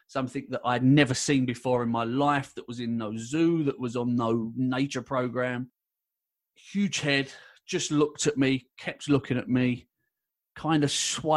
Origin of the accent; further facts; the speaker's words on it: London, United Kingdom; I was born and raised in London